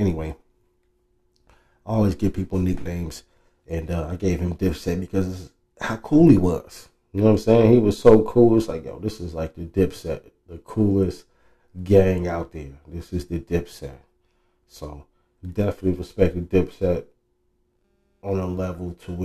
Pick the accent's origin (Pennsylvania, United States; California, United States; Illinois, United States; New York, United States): California, United States; Oakland; when I was from the Deep East